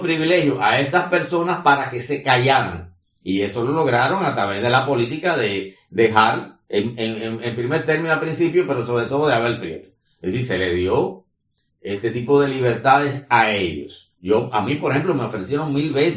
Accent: Cuba; como un cubano más

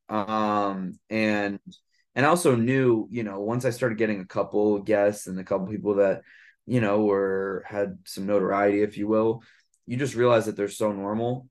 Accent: New York City, New York, United States; also born or lived in Santa Barbara, California / Boston, Massachusetts; born and raised in Brooklyn, New York, um, I live here now as well

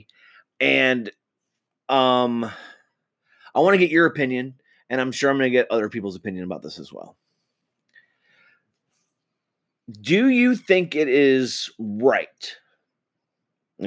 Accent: United States; I'm an American citizen

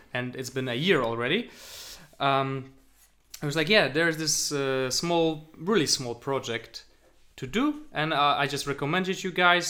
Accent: Poland; moved away as an adult; now in Berlin, Germany; I come from Poland

